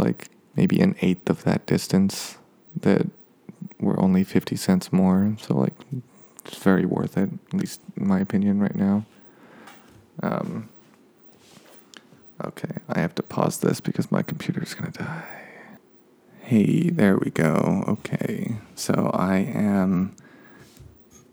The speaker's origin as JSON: {"language": "English", "country": "United States"}